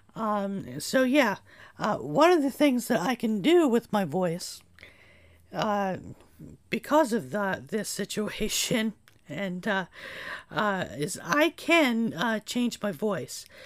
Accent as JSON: {"language": "English", "town": "Gallitzin", "region": "Pennsylvania", "country": "United States", "tie": "born or raised there", "also_born_or_lived": "Berwick, Pennsylvania", "moved": "as an adult", "said": "I am now back in my hometown of Gallitzin"}